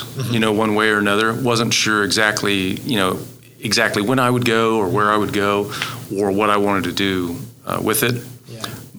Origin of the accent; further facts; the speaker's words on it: Stillwater, Oklahoma, United States; Stillwater was always home for me.